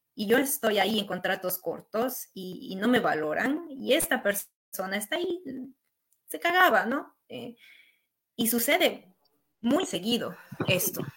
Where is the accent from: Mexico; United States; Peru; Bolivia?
Bolivia; also born or lived in Lille, France; now in France; yo era latina o boliviana